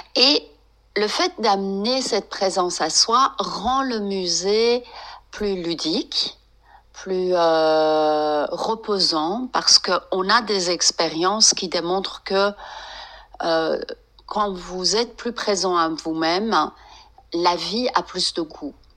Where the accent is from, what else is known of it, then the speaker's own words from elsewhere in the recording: France; also born or lived in Iran; j'ai d'origine iranienne, mais j'ai grandi en France